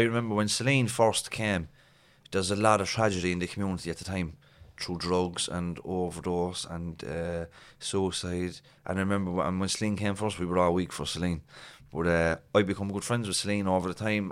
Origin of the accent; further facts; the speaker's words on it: Cork, Munster, Ireland; we're from Cork